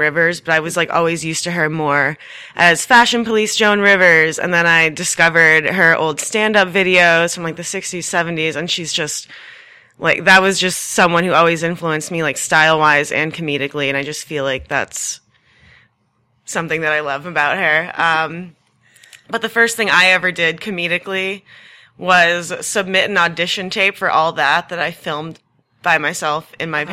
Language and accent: English; New Hampshire, United States; moved away as an adult; also born or lived in Massachusetts; now in Austin, United States; So I was born in Massachusetts, grew up mostly in New Hampshire